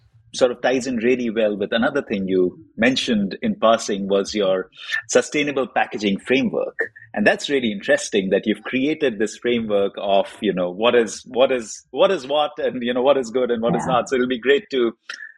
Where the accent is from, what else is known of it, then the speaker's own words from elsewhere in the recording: India; I grew up in India, and in a pulp and paper packaging environment, that's what my father did.